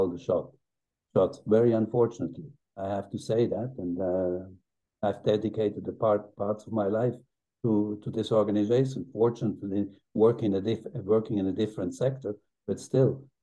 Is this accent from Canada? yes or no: no; Switzerland; my home country